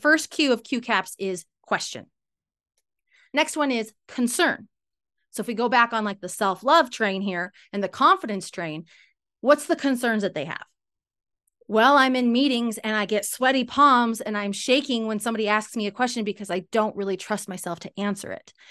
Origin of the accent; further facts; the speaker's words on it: Salt Lake City, Utah, United States; also born or lived in California; I'm from Salt Lake City, Utah, U S